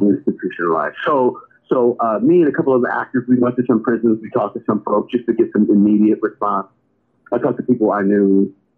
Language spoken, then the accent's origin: English; New York City, New York, United States; growing up in Brooklyn